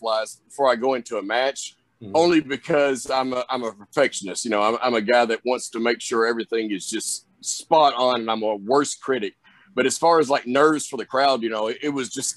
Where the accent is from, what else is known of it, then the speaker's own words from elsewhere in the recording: the South, United States; accent: Southern; I've got that Southern accent, that Southern drawl